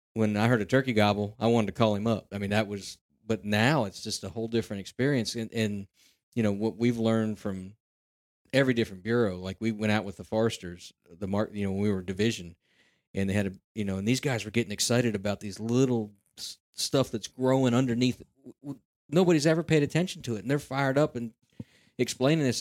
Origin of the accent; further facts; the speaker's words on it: Central Pennsylvania, United States; I'm from Central Pennsylvania and been around the hunting circles